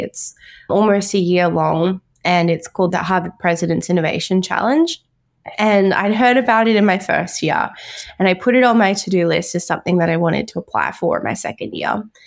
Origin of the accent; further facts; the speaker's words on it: Brisbane, Queensland, Australia; I was born and raised in Brisbane, Queensland